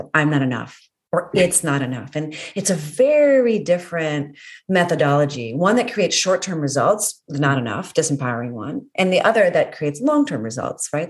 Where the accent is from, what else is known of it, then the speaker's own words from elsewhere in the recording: Northern Virginia, United States; also born or lived in Maryland; I was born in Maryland and spent a lot of time in Ellicott City because I grew up in Northern Virginia